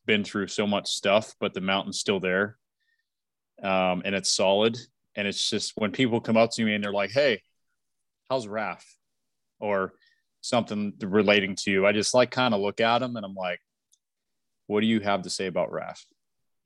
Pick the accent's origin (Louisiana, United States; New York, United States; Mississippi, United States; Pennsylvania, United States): Pennsylvania, United States; Western; moved away; I grew up in Western PA